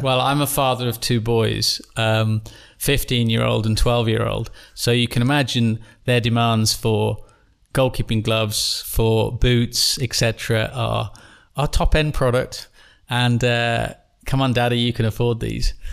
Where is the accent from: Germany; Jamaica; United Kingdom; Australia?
United Kingdom; England; I'm an Englishman